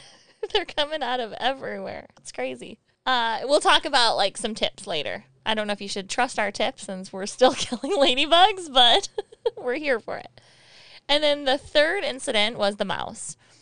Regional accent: Michigan, United States; moved away; we're from Michigan

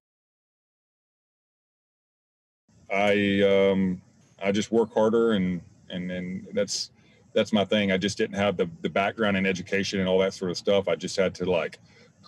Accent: Zephyr, Texas, United States; now in Houston, United States; I grew up in Zephyr, Texas.

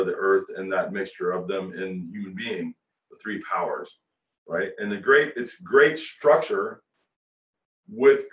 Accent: Ohio, United States; moved away as an adult; now in Florida, United States; I'm from Ohio

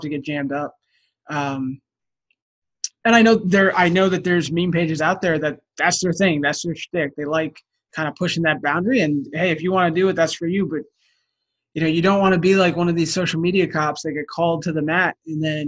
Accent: New Jersey, United States; I'm from New Jersey

